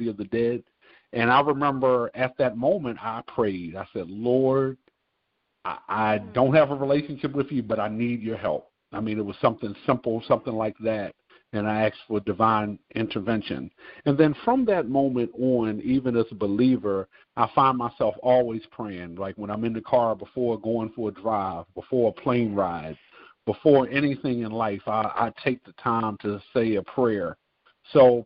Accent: Baltimore, Maryland, United States; moved away as an adult; also born or lived in Frostburg, Maryland / Atlanta, Georgia; now in Martinsburg, United States; I am from Baltimore, Maryland. And grew up there, went to school there in Baltimore

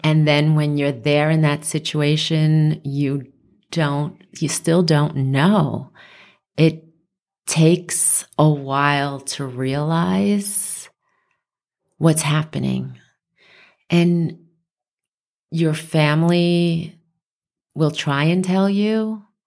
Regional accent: New York City, New York, United States; moved away as an adult; also born or lived in Westchester, New York / Long Island, New York; now in Las Vegas, United States; I grew up in the Bronx

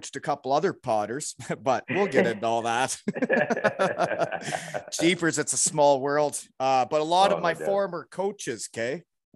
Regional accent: Georgetown, Ontario, Canada; I was born in Georgetown 4 years later

